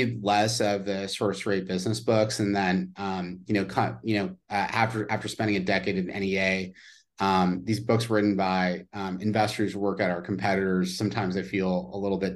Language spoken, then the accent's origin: English; Mountain View, California, United States; we grew up in Mountain View, which is really the heart of Silicon Valley